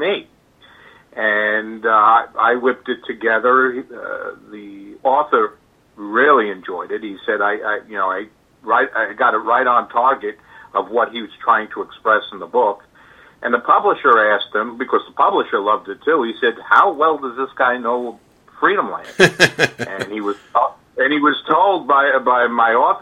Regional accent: New York City, New York, United States; I'm a New Yorker by birth. I was raised in the Bronx

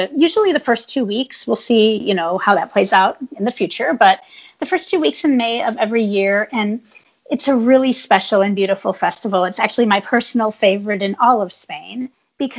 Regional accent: California, United States; moved away; I'm from California

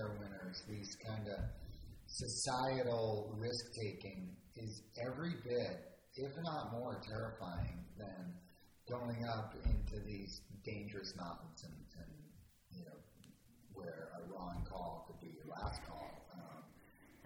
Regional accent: Cape Cod, Massachusetts, United States; growing up on Cape Cod, hockey was a very, that's kind of like the sport there

